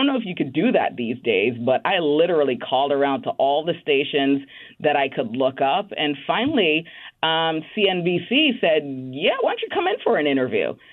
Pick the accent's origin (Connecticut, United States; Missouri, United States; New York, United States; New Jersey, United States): New York, United States; Bronx; born or raised there